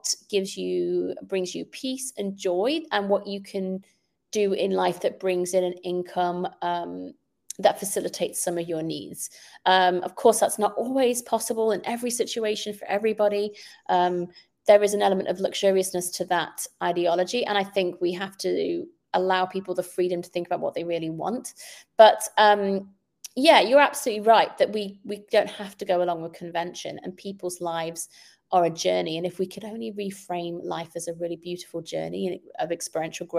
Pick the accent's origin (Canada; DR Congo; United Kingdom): United Kingdom; moved away; I grew up in the United Kingdom where we take really major exams at the age of 16